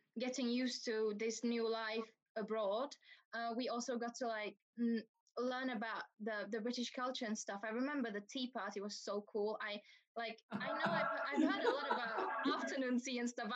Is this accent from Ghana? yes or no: no; Czechia; moved away as an adult; now in London, United Kingdom; my parents are Vietnamese, so I'm originally Vietnamese, but I was born and raised in Czech Republic.